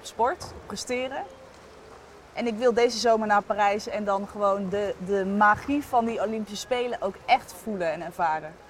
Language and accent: Dutch; Sauwerd, Groningen, Netherlands; moved away as an adult; also born or lived in Eindhoven; ik kom uit een klein dorpje Sauert. Ik was nog nooit verhuisd.